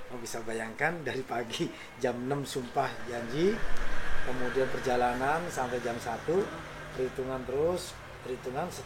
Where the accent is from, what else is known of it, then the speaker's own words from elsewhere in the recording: Purwokerto, Central Java, Indonesia; oh saya orang Prokerto, mm -hmm. tapi saya pas di sini.